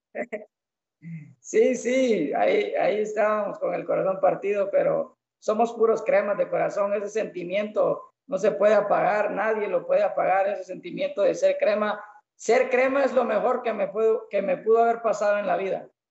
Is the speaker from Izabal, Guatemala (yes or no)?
yes; El Estor, Izabal, Guatemala; yo soy de acá del Store